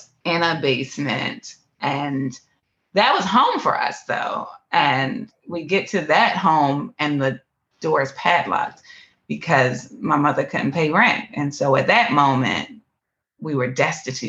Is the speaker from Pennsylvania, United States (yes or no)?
yes; Philadelphia, Pennsylvania, United States; I was born in Philadelphia, one of the most impoverished areas in Philadelphia, Pennsylvania